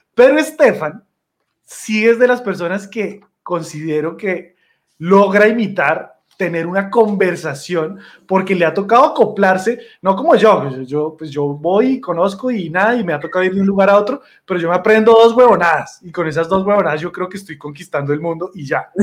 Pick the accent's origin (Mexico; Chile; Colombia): Colombia; usted es colombiano. Y yo sí